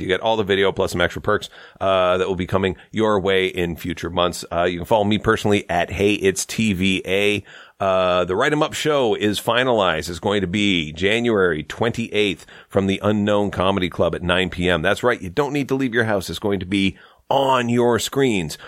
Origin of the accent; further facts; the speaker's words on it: Saint Lawrence River, Ontario, Canada; also born or lived in Toronto; I grew up on the Saint Lawrence River